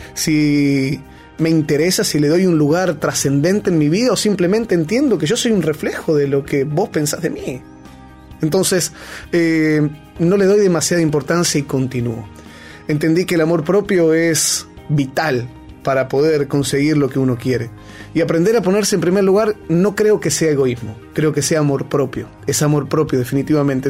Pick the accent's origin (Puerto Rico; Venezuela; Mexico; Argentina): Argentina; moved away; also born or lived in Peru; soy argentino hasta el cuello, digo galletita, digo cuello